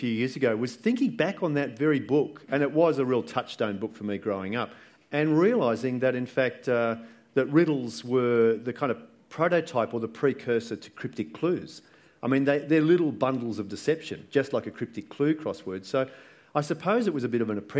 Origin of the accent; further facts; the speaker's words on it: Sydney, New South Wales, Australia; growing up in Balgala and in Sydney